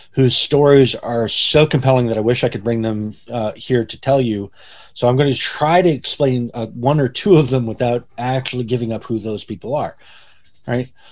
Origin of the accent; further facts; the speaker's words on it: Midwest, United States; I um I grew up in the Midwest, right? So I spent my summers on a farm in Ohio.